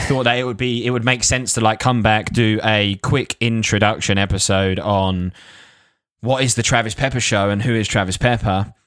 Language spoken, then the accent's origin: English; Essex, East of England, United Kingdom; I used to work in a Lacoste shop in, in, in Lakeside in Essex. So, shows you, shows you where I'm from